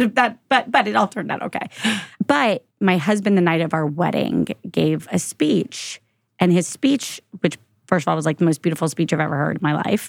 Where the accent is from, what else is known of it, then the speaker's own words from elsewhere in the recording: Florida, United States; moved away as an adult; I'm from Florida